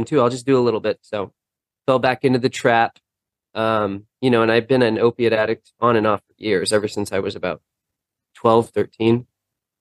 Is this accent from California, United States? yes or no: yes; Los Angeles, California, United States; I grew up in Los Angeles